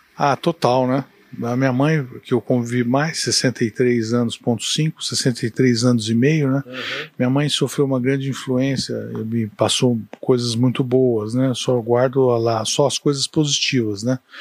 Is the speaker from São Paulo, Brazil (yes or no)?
yes; Ribeirão Preto, São Paulo, Brazil; moved away as an adult; now in Uberlândia, Brazil; Eu nasci em Ribeirão Preto, dia 4 de 11 de 58, meia-noite e 15 e adotei Uberlândia